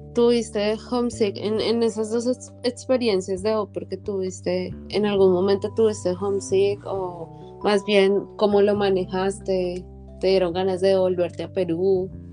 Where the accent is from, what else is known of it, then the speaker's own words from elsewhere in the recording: Bogotá, Colombia; yo soy de Bogotá.